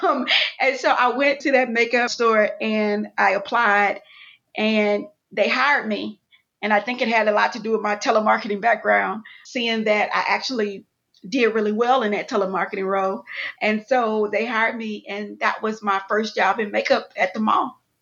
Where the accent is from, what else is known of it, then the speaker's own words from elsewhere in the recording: Houston, Texas, United States; moved away as an adult; also born or lived in Atlanta, Georgia; I'm from Houston, Texas, born and raised, went to college in Atlanta